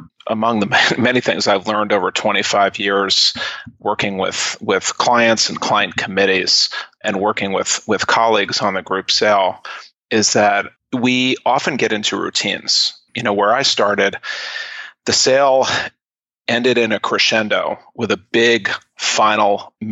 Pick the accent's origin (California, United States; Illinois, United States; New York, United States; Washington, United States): New York, United States; New York City; I grew up in New York City, and I was a childhood actor